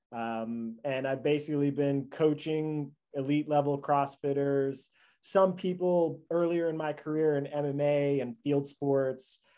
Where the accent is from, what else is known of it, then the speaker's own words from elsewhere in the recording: New York, United States; I grew up in New York.